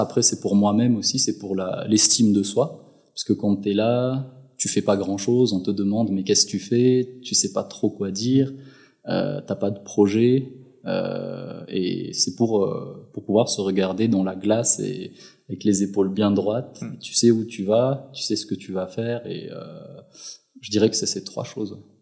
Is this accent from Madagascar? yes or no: yes; Madagascar; moved away as an adult; now in Switzerland; mon enfance, euh, j'ai grandi à Madagascar, du côté de Tiastaf et ensuite vers Ambouimianj